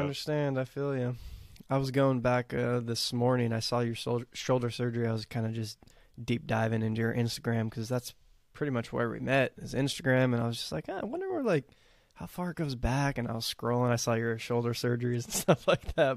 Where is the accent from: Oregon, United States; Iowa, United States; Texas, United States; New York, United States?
Texas, United States; I'm growing up in Texas